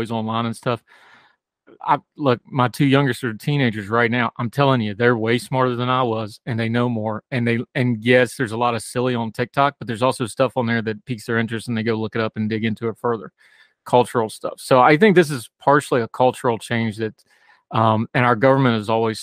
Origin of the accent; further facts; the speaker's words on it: United States; I am an American. I love my country, but I've also lived overseas